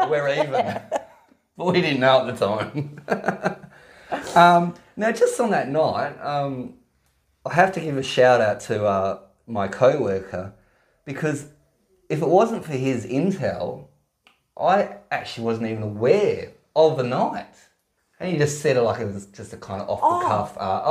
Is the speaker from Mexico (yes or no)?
no; Perth, Western Australia, Australia; I'm from Perth